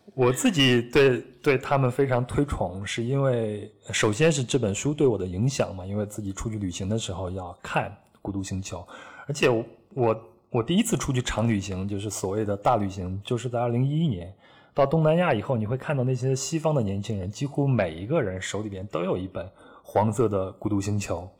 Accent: Henan, China; moved away; 小时候生活在河南山区的小孩子

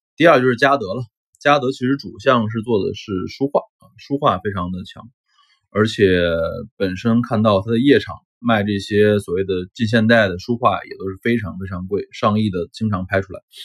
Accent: Shenzhen, Guangdong, China; 我是深圳的嘛，啊，我是深圳人

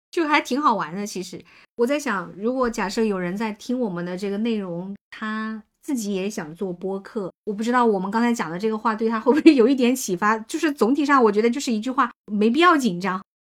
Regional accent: Hunan, China; 我作为一个湖南人， 这个湖南人的普通话我是从小

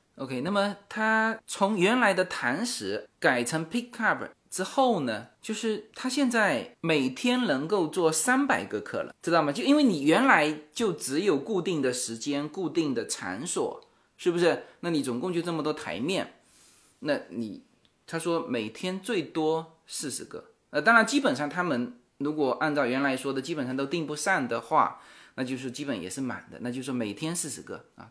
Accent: China; 我们中国人特别讲究

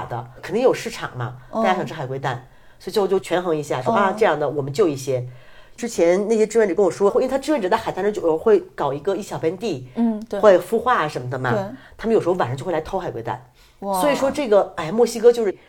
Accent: China; 然后呢，当时他来的那天晚上，正好我和我一个朋友，一个香港女孩，我们在做饭。因为你做饭，我们中国人就是我不可能我做饭让你看着

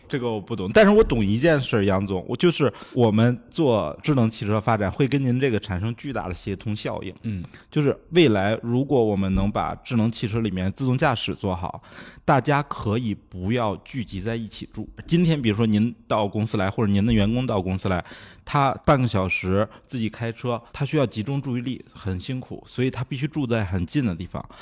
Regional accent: China; 我们中国人

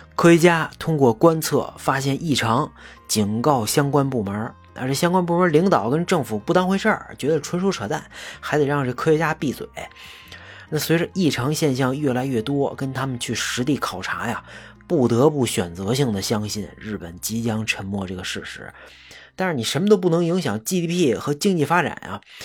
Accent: China; 但作为一个中国人啊，真的觉得很奇怪啊

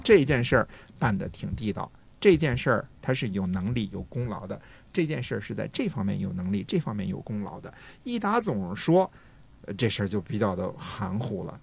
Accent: China; 我们中国人

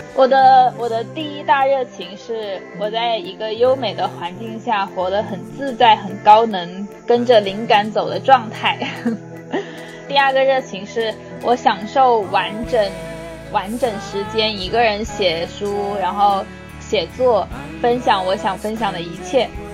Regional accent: Hunan, China; 因为我在湖南长大的，我身边的那些小姐妹，湖南女孩子的地位还挺高的

